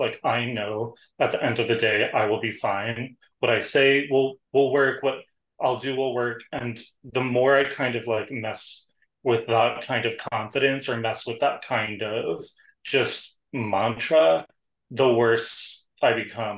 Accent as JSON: {"language": "English", "town": "New York City", "region": "New York", "country": "United States", "said": "I'm a New Yorker"}